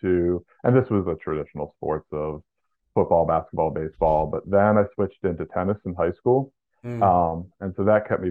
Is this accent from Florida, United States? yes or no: no; Chippewa Township, Pennsylvania, United States; moved away; So most of the time I grew up outside of Pittsburgh, Pennsylvania. About an hour north of the city, real small town